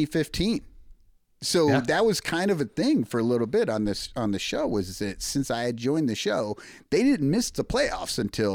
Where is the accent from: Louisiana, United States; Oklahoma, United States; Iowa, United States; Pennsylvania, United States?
Iowa, United States; LeClaire; moved away; Yeah, I grew up in Eastern Iowa, right across the street in LeClaire. So just north of the Quad Cities and right across the street from the Mississippi.